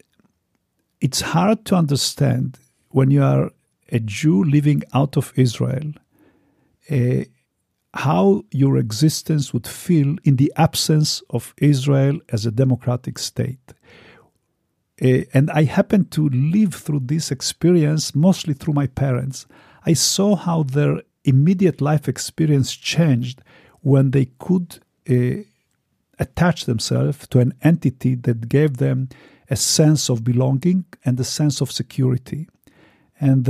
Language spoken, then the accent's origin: English; Romania; moved away; I was born in Romania